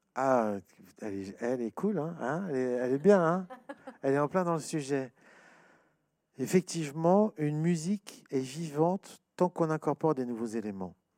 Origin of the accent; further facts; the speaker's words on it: France; chez nous, en France